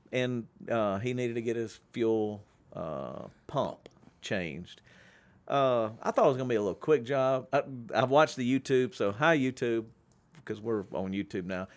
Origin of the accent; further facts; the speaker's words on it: Shreveport, Louisiana, United States; my hometown